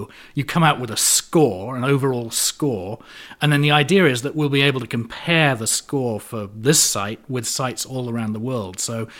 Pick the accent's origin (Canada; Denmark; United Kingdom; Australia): United Kingdom; London; moved away as an adult; also born or lived in Connecticut; now in United States; Oh, no, I'm originally from London, but I've been in the States for 25 years, so whenever I go back to the UK, people think I have an American accent, so.